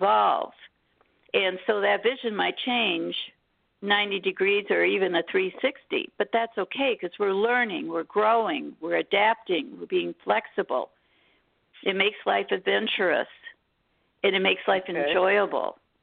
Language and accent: English; Detroit, Michigan, United States; I was born in Detroit, Michigan.